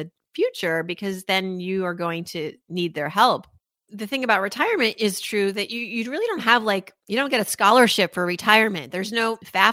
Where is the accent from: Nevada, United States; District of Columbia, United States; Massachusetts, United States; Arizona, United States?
Massachusetts, United States; Worcester; I was raised in Worcester, Massachusetts